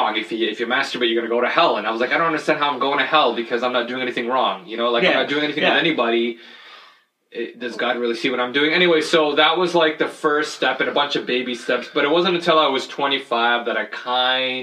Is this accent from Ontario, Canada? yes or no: yes; Hamilton, Ontario, Canada; also born or lived in Jordan / Nova Scotia / Toronto; I say from Hamilton because that's where I grew up.